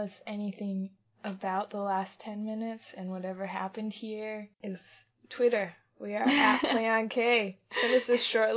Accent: United States; We grew up in America

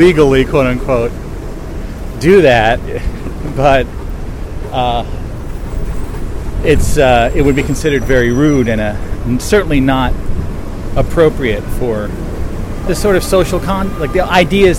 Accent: Bridgewater, New Jersey, United States; also born or lived in New York City; my room from where I grew up in Bridgewater, New Jersey

